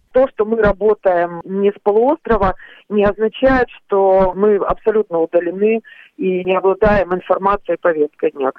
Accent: Kerch, Crimea, Ukraine; moved away as an adult; now in Kyiv, Ukraine; Родилась и выросла в Керчи

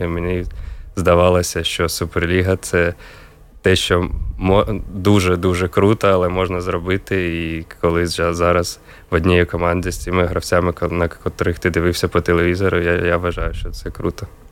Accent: Kharkiv, Kharkiv Oblast, Ukraine; now in Riga, Latvia; я з Харкова, родина вся була в Харкові

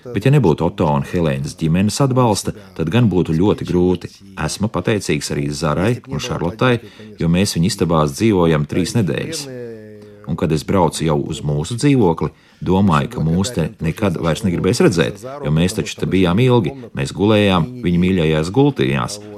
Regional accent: southern Ukraine, Ukraine; moved away as an adult; now in Jurmala, Latvia; mēs esam no dienvidiem

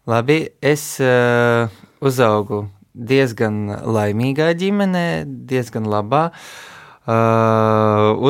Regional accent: Riga, Latvia; also born or lived in Kyiv, Ukraine; Es piedzimu Kievā, bet pēc tam uzreiz devos uz Rīgu un tā visu bērnību pavadīju.

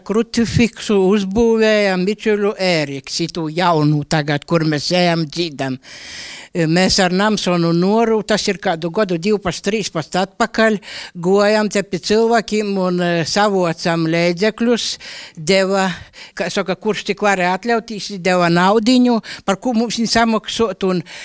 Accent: Latgale, Latvia; Es pats esmu no Škilbanu puses, un tur eh, manas mūsas arī dzīvoja pie krucifiksiem

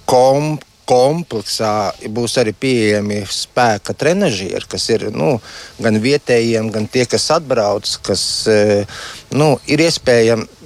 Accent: Riga, Latvia; moved away as an adult; now in Ukri parish, Latvia; Esmu pats no Rīgas, bet tagad jau ilgus gadus esmu šeit

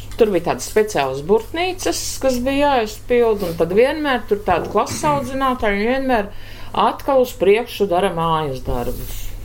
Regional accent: Talsi, Talsi Municipality, Latvia; moved away as an adult; also born or lived in Moscow, Russia; now in Liepāja, Latvia; es esmu no Tālsina, nu beidz Tāls vidusskolu.

